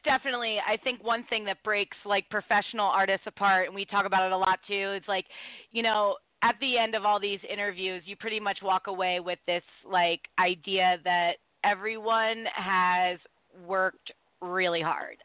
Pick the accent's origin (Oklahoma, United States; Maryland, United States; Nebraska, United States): Maryland, United States; Baltimore; also born or lived in New York City; when I moved back home to Baltimore because you know, when I grew up in Baltimore, I grew up in one circle